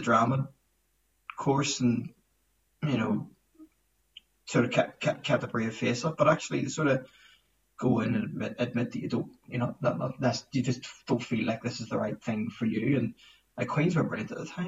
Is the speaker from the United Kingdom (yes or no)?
yes; Belfast, Northern Ireland, United Kingdom; moved away as an adult; I grew up in Belfast